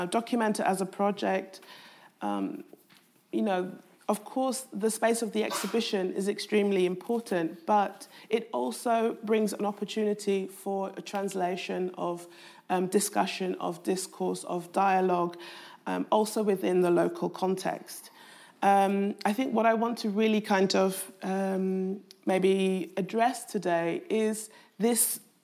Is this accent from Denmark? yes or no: no; London, United Kingdom; I was brought up in Southeast London